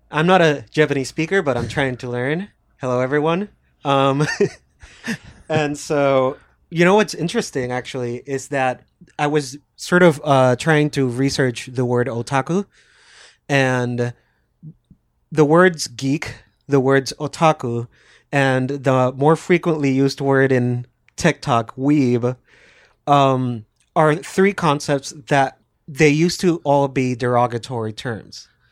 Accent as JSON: {"language": "English", "country": "Puerto Rico", "said": "I'm also from Puerto Rico"}